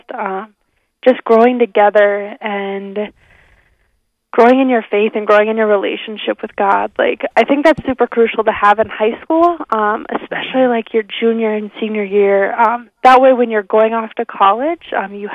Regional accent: Rapid City, South Dakota, United States; now in Spearfish, United States; I was born and raised in the Catholic Church in Rapid City

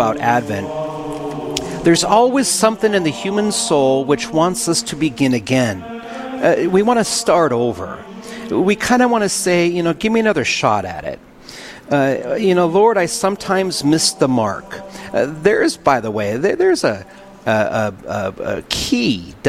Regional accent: Williston, North Dakota, United States; now in Dickinson, United States; I was raised in Williston, North Dakota at a time when Williston, North Dakota was different

